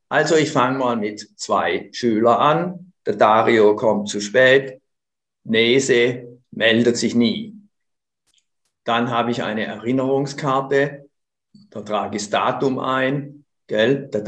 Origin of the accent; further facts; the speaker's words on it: Konstanz, Baden-Württemberg, Germany; now in Switzerland; ich komme aus Konstanz am Bodensee.